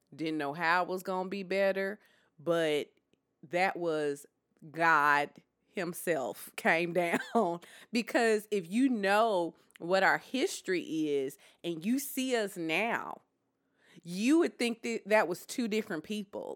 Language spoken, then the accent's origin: English; Deep South, United States; I am from the Deep South.